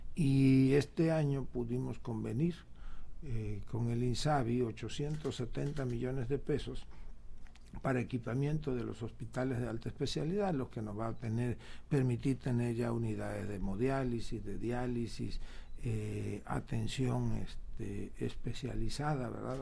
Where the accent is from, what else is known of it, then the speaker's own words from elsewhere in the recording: Tabasco, Mexico; somos privilegiados los tabasqueños por haber nacido o habernos criado aquí entre tanta agua